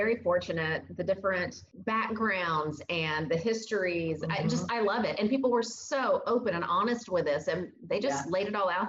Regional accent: Illinois, United States; moved away as an adult; now in Nashville, United States; I'm from Illinois originally, and I came down right out of college for a job in TV, and I've been here for about 22 years now.

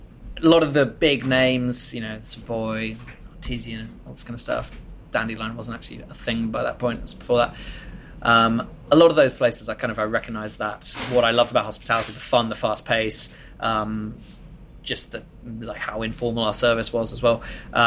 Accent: Bath, South West England, United Kingdom; industry from Bath, less than 100 miles from what is probably the drinks capital of the world, and I'm a British national.

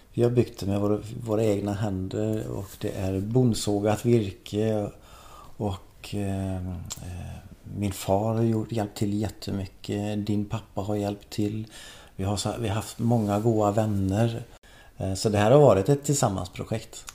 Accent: Skephult, Västra Götaland, Sweden; Jag växte upp i Skepult eh, i Marks kommun

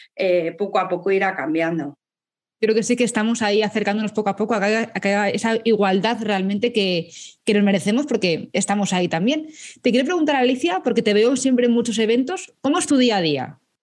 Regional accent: Madrid, Community of Madrid, Spain; soy súper madrileña, muchísimo

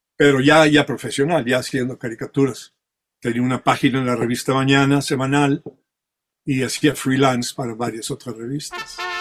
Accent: Mexico; first language French; Spanish is a second language; also born or lived in Spain / France; now in California, United States; yo ya crecí en México, o sea, toda mi vida ya eh, con pensamiento ya fue en México todo

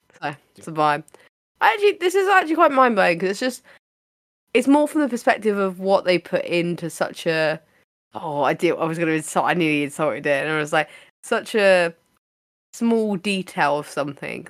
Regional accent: United Kingdom

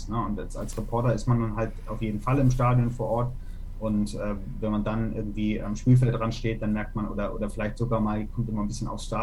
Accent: Hamburg, Germany; Ja, ich bin äh, in Hamburg aufgewachsen, also mhm. also ich bin auch in Hamburg geboren.

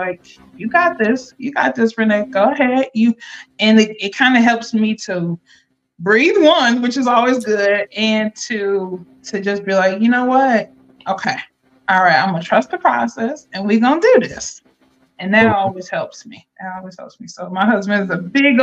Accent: Akron, Ohio, United States; now in North Carolina, United States; born and raised in Akron, Ohio, living down here in North Carolina.

